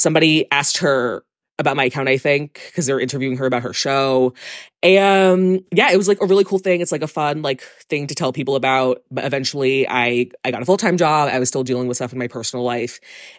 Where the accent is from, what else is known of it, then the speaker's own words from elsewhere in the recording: New York City, New York, United States; I grew up in South Brooklyn.